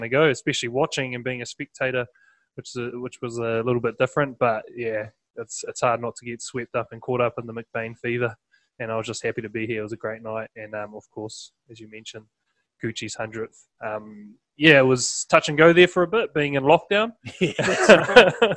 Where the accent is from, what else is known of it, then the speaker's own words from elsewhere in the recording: Wellington, New Zealand; also born or lived in Palmerston North / Hawke's Bay; I think I was about four, and we moved, made the move down uh, to Wellington